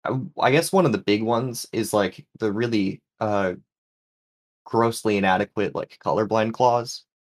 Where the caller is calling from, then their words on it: New England, United States; Hello. Calling in from New England.